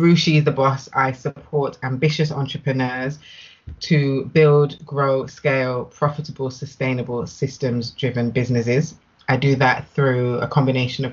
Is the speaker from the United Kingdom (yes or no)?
yes; Nottingham, East Midlands, United Kingdom; moved away as an adult; now in Birmingham, United Kingdom; I'm originally from Nottingham